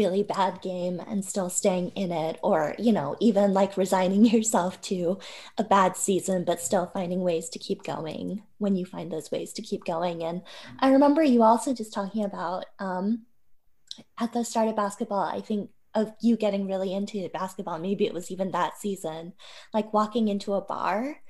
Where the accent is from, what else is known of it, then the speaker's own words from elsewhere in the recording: Ogden, Utah, United States; I grew up in Ogden, Utah